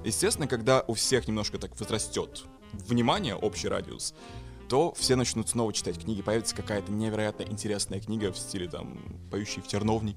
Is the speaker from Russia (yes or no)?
yes; Yakutia, Sakha Republic, Russia; я из Якутии